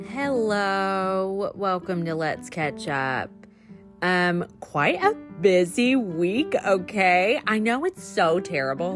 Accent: the South, United States; I grew up in the South

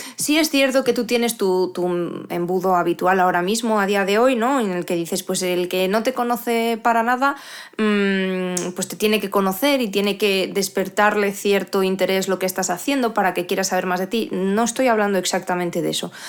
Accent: Asturias, Spain; now in León, Spain; yo soy asturiana, aunque vivo en León

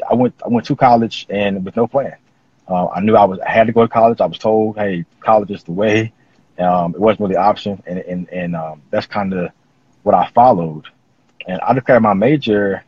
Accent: North Carolina, United States; now in Kansas City, United States; I'm from North Carolina, currently living in Kansas City, Missouri. Well, Kansas City, Kansas

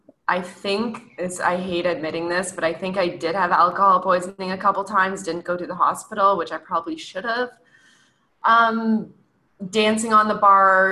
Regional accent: Canada; I'm from Canada

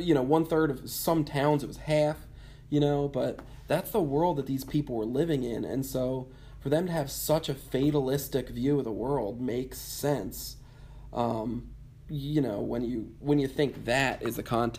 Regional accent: United States; growing up in America where we believe in class mobility

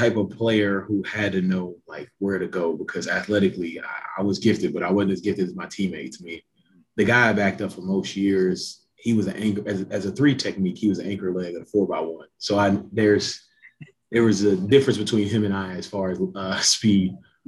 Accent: Missouri City, Texas, United States; I'm from Missouri City, Texas, which is right outside of Houston. Most city, as most people know it.

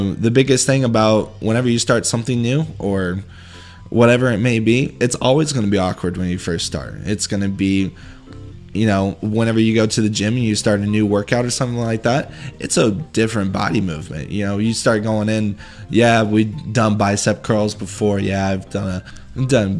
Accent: Missouri, United States; moved away as an adult; now in Austin, United States; I'm originally from Missouri

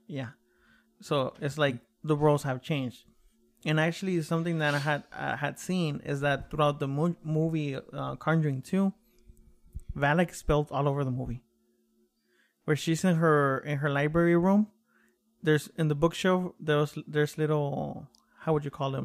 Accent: Mexico; moved away; I was raised in Mexico

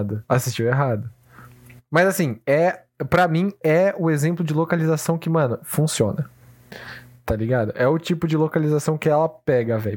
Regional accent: Brazil; a gente vivencia isso como brasileiros

